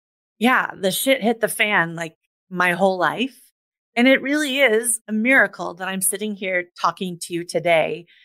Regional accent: Des Moines, Iowa, United States; I grew up in the mid 80s in the middle of the United States

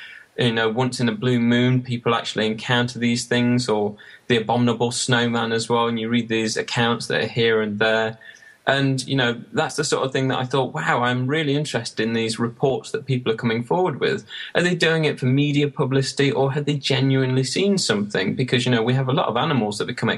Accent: Sutton-in-Ashfield, East Midlands, United Kingdom; the library where I grew up in Sutton in Ashfield

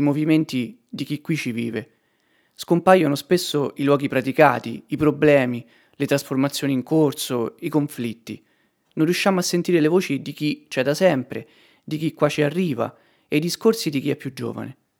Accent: Artena, Lazio, Italy; il mio paese

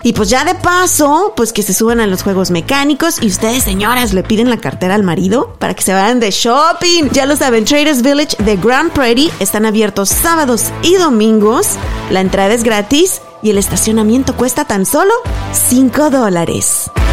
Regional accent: Mexico; now in United States; tú y yo somos mexicanas

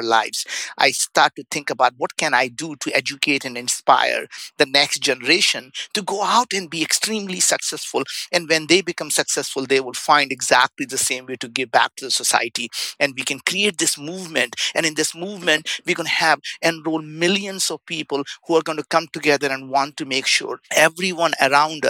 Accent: India; English is a second language; now in United States; I grew up in India. We didn't have food to eat. We didn't have a place to stay. I came to the United States with $5 in my pocket, didn't speak the language.

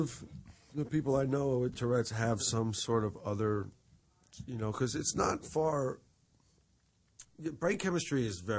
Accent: New York, United States; I was from New York

